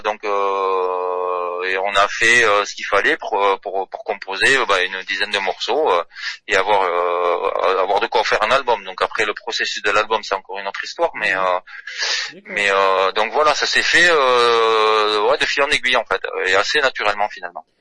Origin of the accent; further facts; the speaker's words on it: south-west France, France; on est du Sud-Ouest